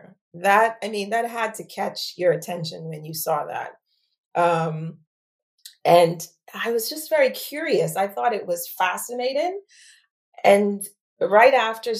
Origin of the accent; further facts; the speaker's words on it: Bahamas; moved away as an adult; also born or lived in United States; now in United Kingdom; born and raised in the Bahamas.